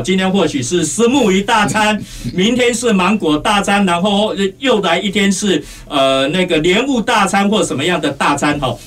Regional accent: Kaohsiung, Taiwan; 让我们高雄人非常有光荣感的

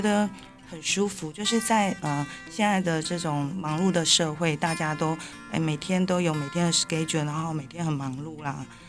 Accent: Taiwan; 我们台湾人

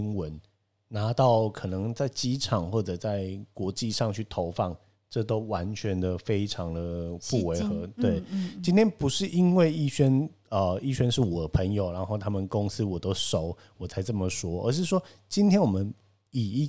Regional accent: Tainan, Taiwan; 我是身为台南人的

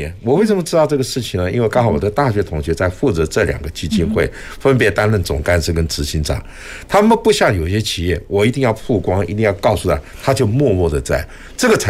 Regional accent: Taiwan; 这也是我觉得身为一个台湾人非常骄傲的地方。

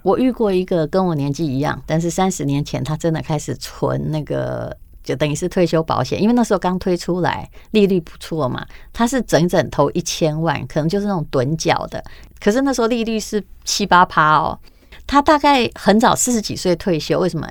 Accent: Taiwan; 我们台湾的

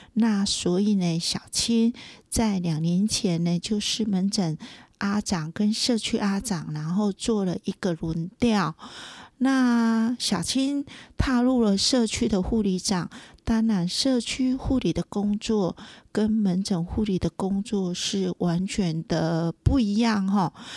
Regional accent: Tainan, Taiwan; moved away as an adult; also born or lived in Kaohsiung; now in Puli, Taiwan; 我本身是台南人

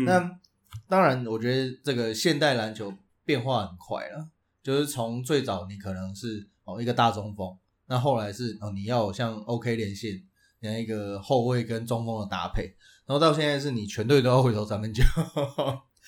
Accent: Tainan, Taiwan; 身为台南惊仔

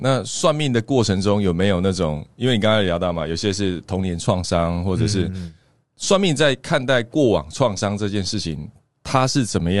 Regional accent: Taiwan; 我们会是台湾人，其实就已经决定我们是台湾人的某一种宿命。

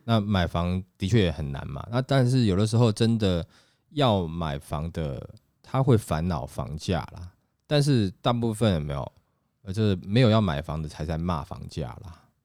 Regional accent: Taiwan; 我们台湾人

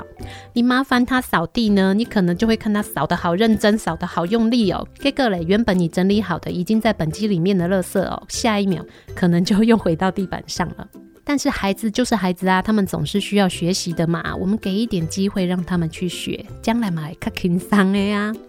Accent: Taiwan; 我们台湾人就是充满了人情味

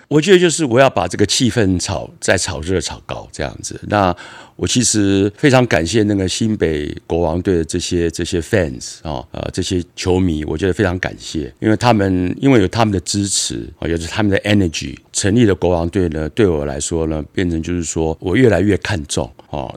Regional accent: Berkeley, California, United States; also born or lived in Taiwan / Los Angeles; 我在美国长大，我嗯。九岁左右离开台湾去了美，移民到了美国，妈妈带我去那边，在伯克莱住的十四年。北加州。在加州，对，北加州哈，伯克莱那边住了十四年

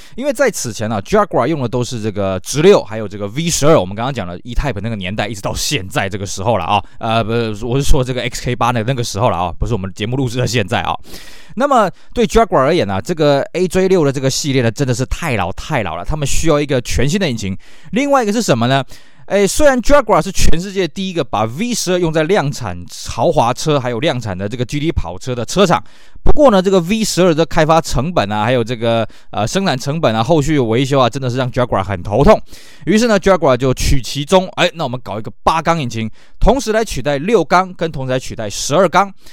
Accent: Taiwan; 以我们台湾这边的市场来讲呢

